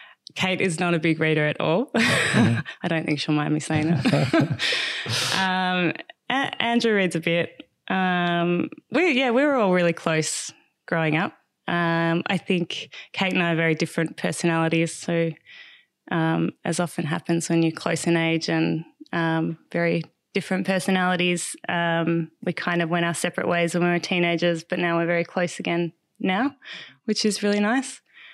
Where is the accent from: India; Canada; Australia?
Australia; Canberra, Australian Capital Territory; now in Merimbula, Australia; We grew up in Canberra, so we're outdoors a lot too.